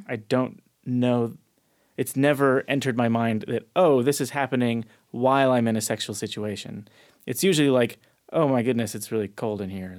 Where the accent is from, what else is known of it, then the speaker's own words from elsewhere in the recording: Chino Hills, California, United States; Southern California, Chino Hills, California.